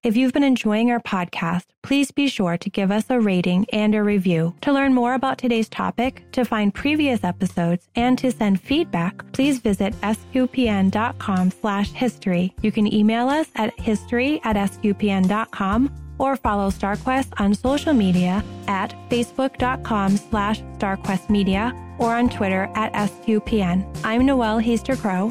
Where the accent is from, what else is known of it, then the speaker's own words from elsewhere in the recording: Boston, Massachusetts, United States; I'm from Boston.